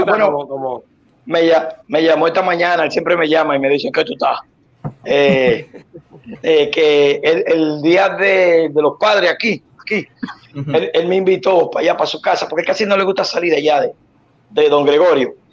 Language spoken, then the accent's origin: Spanish; Dominican Republic; now in Puerto Rico; Yo soy dominico boricua. Todo el mundo lo sabe que yo soy dominicano por parte de mi mamá